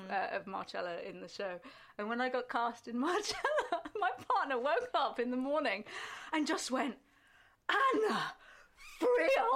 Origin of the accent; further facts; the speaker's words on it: Shropshire, West Midlands, United Kingdom; I'm not from a city, so I'm from kind of, I'm from Shropshire